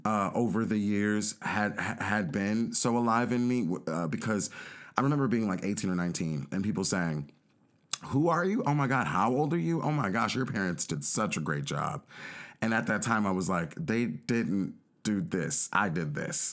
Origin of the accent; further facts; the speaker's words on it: Los Angeles, California, United States; my sister and I grew up in South Central Los Angeles